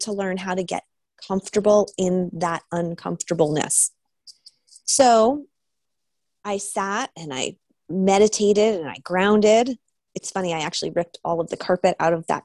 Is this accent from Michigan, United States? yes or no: no; New Hampshire, United States; now in Topanga, United States; I grew up in New Hampshire